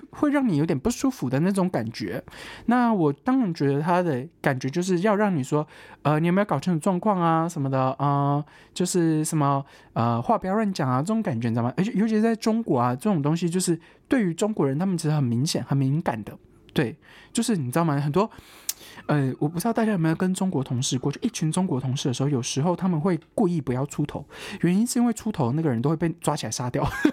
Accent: Taiwan; 我是个台湾人

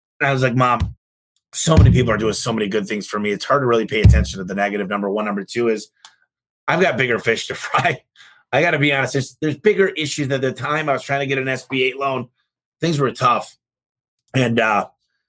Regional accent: Michigan, United States; moved away; Michigan from my hometown

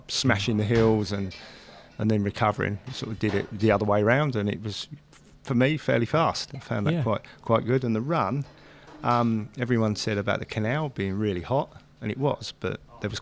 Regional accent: Luton, East of England, United Kingdom; moved away as an adult; now in Christchurch, New Zealand; I'm originally from the UK, Luton, south of England.

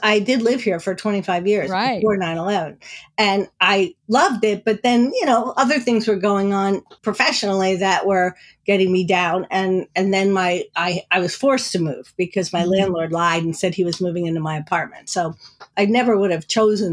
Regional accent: New Jersey, United States; moved away; I grew up in New Jersey

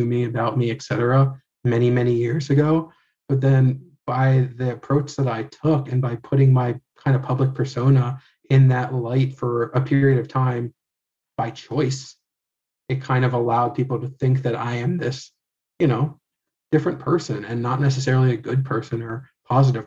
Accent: United States; I grew up white in America

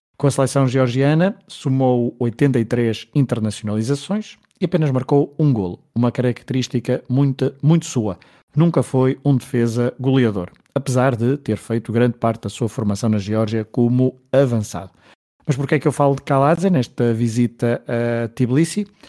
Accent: Portugal; Como somos portugueses

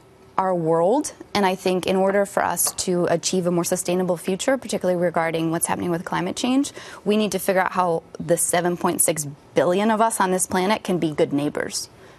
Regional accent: Wisconsin, United States; It's really hard because I don't know if I told you I'm from Wisconsin.

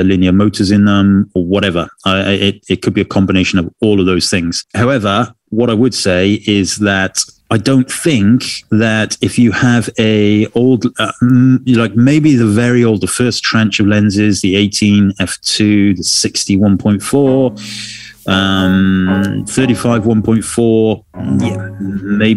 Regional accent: United Kingdom; being British

